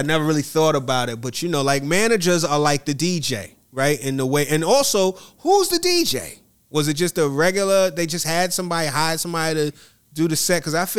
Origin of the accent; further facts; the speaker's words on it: Atlanta, Georgia, United States; You from Budapest. I'm from Atlanta.